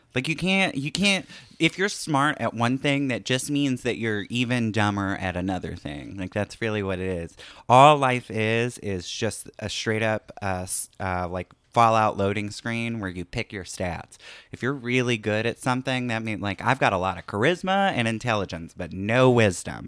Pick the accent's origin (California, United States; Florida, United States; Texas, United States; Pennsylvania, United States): Florida, United States; moved away as an adult; I'm from Florida